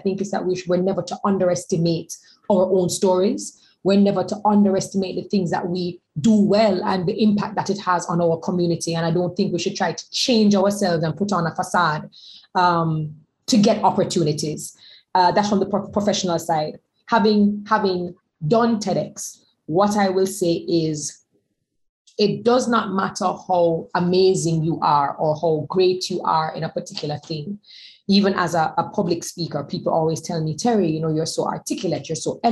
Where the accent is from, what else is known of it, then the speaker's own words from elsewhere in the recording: Jamaica; we come from Jamaica, we come from the West Indies